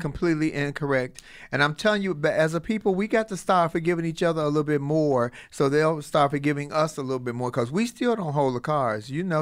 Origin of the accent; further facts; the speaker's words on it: Chicago, Illinois, United States; I'm from Chicago